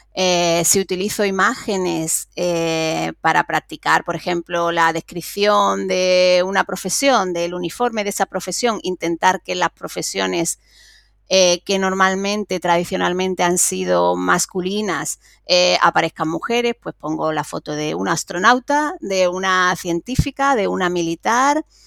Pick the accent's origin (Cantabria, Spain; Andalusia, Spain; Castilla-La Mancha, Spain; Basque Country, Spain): Andalusia, Spain; Cádiz; que soy de Cádiz y que tenemos los carnavales